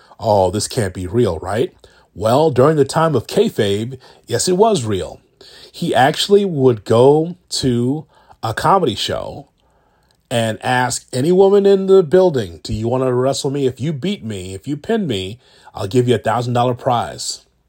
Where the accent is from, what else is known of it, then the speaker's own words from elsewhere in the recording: Midwest, United States; I grew up in the Midwest